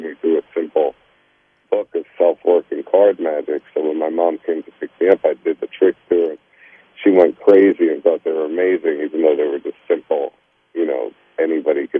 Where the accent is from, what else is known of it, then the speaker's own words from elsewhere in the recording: New York City, New York, United States; I grew up in Brooklyn, New York, and had a single mother